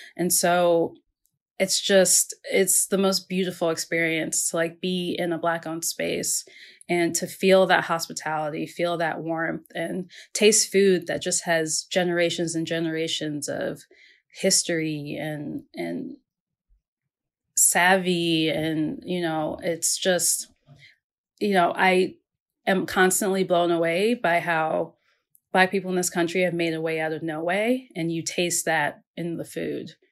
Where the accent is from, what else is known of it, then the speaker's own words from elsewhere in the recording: Maryland, United States; I grew up in the Mid-Atlantic. I grew up in Maryland.